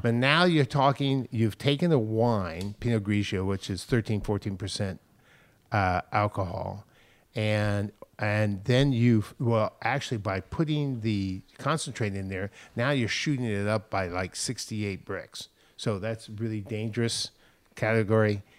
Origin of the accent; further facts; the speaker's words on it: San Francisco, California, United States; growing up in San Francisco in the Marina District